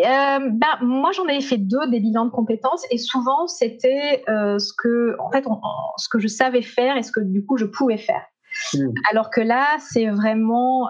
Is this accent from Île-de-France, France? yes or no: no; Montpellier, Occitania, France; moved away as an adult; also born or lived in Strasbourg; comme j'étais de Montpellier